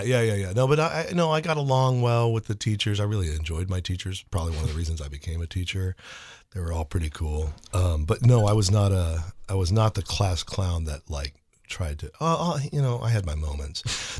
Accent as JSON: {"language": "English", "town": "St. Louis", "region": "Missouri", "country": "United States", "tie": "born or raised there", "moved": "yes", "said": "I grew up in Saint Louis"}